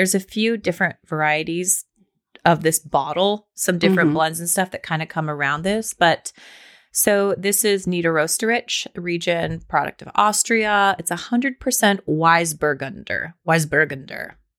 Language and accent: English; Pacific Northwest, United States; I'm from the Pacific Northwest. I love that smell.